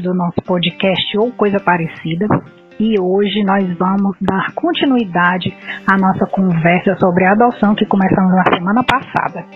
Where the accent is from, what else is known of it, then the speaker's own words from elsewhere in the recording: Ceará, Brazil; eu sou cearense